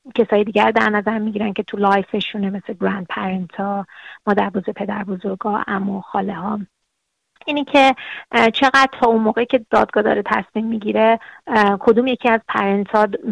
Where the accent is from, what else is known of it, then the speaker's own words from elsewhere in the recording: Iran; now in Australia; ما از ایران هستیم